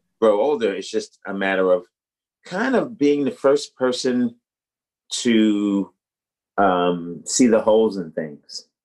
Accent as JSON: {"language": "English", "region": "New York", "country": "United States", "also_born_or_lived": "Boston", "moved": "as an adult", "said": "I'm from New York"}